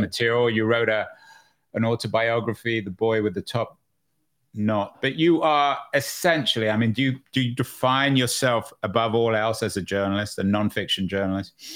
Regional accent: England, United Kingdom; I grew up in England

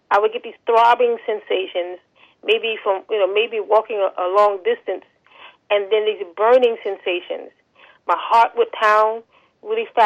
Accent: New York City, New York, United States; I am from New York City, born and raised.

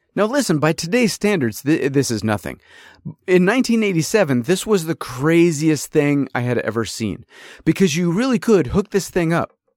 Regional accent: upstate New York, United States; also born or lived in California; I was born in California. I was raised in, uh, you know, upstate New York

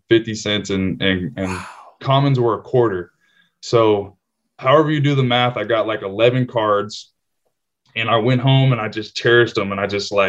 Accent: Simi Valley, California, United States; my hometown in Simi Valley

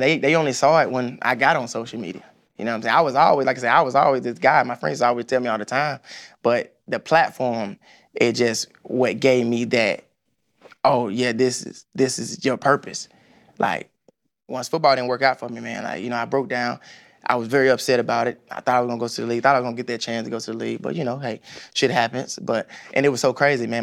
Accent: Atlanta, Georgia, United States; growing up on the East Side, man, Boulder Crest, Gresham, I played at Gresham Park

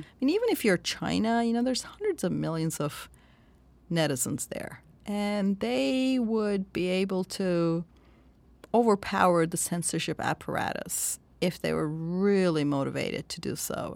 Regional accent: Turkey; I'm from Turkey, and I grew up under the nineteen eighty military coup. I was a child then.

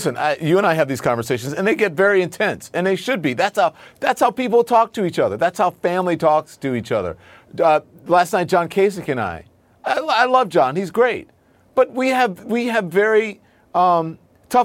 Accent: Louisiana, United States; Look, I grew up in Louisiana. Everybody I knew had a gun.

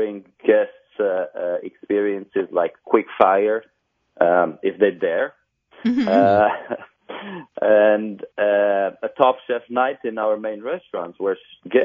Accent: Transylvania, Romania; moved away as an adult; now in Miami, United States; I was raised in Transylvania, Romania.

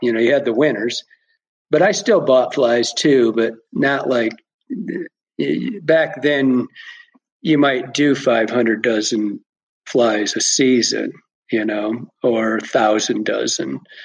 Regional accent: Michigan, United States; moved away as an adult; Born and raised in Michigan. I was in Michigan for the first 40 years of my life

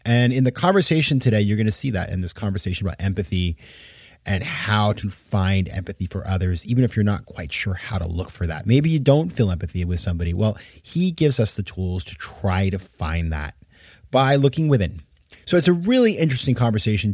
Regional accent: Maine, United States; I grew up in Maine

